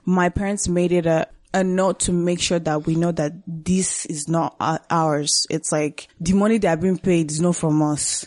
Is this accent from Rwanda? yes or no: yes; Rwanda; also born or lived in Burundi; now in Canada; I was born and raised in Rwanda